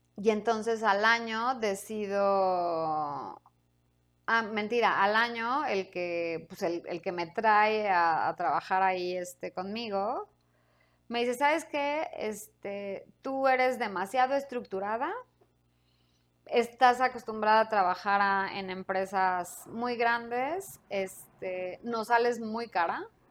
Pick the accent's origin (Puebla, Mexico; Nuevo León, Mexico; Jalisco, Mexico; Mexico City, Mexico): Mexico City, Mexico; moved away as an adult; yo soy de aquí. Yo soy este chilanga.